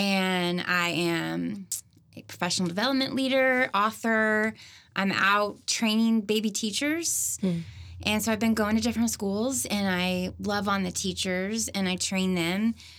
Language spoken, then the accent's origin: English; Broken Arrow, Oklahoma, United States; Broken Arrow, Oklahoma.